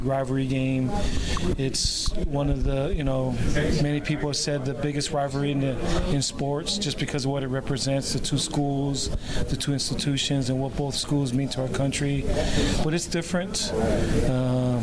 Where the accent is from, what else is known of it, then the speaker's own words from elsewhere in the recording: Hawaii, United States; moved away; I'm from Hawaii